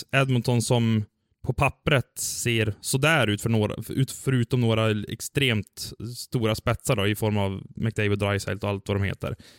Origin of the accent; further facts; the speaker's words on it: Sweden; som svensk